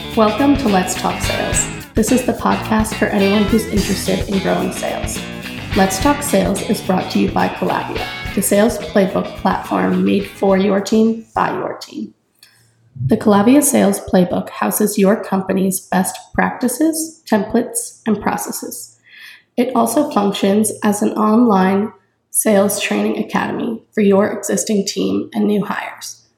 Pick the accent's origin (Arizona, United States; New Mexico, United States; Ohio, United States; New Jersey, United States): New Jersey, United States; moved away as an adult; now in North Carolina, United States; I'm from New Jersey, and two years ago, I moved to North Carolina to start college